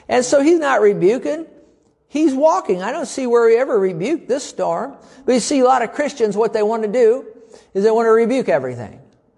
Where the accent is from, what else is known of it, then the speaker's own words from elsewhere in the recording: Fenton, Missouri, United States; I said, I'm a pastor from Fenton, Missouri, and I'm going to be flying back on your jet today back to St. Louis.